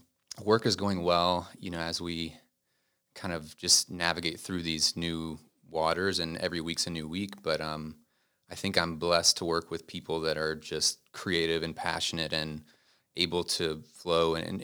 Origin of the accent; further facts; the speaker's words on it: Concord, North Carolina, United States; I'm actually from Concord, North Carolina. Okay. It's about 20 minutes out. So born and raised there.